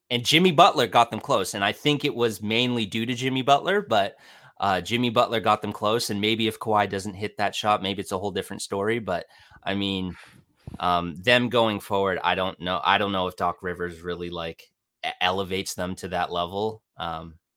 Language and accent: English; Ontario, Canada; I'm Canadian. I'm in my mid-twenties. Uh, I'm from a small city, few, few hours outside of Toronto